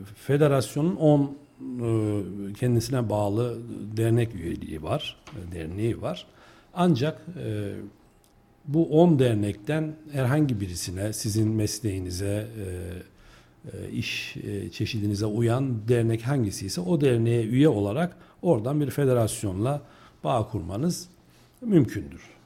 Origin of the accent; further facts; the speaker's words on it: Kayseri Province, Turkey; also born or lived in Bursa; öncesindeki yaşamım, e, eğitim yaşamım Kayseri'de geçti. E, Kayseriliyim.